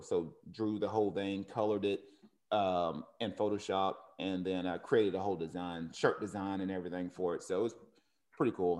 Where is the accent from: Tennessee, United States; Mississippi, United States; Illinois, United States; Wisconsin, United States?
Tennessee, United States; Cleveland; now in Oceanside, United States; Cleveland High School, which is in Tennessee, one of my, my hometown.